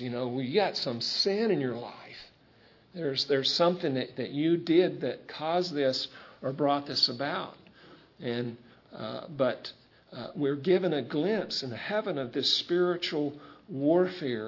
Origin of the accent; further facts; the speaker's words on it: United States; we're American citizens